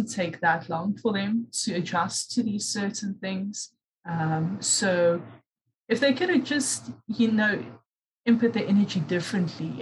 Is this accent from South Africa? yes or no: yes; South Africa; also born or lived in Durban, South Africa; being South African, you know, you get exposed to different African cultures.